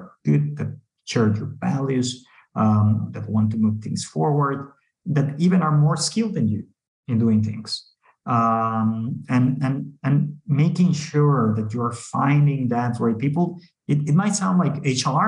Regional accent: Mexico; We are from Mexico

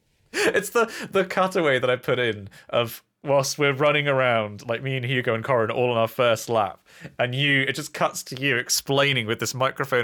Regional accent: Kempten, Bavaria, Germany; English is a second language; a small gem of an article from my hometown in Germany, Kempten.

